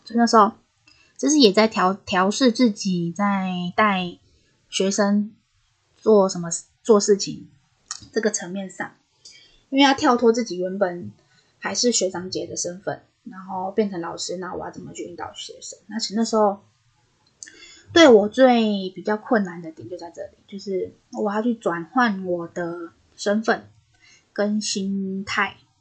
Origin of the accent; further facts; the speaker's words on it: northern Taiwan, Taiwan; 我本身是北部人嘛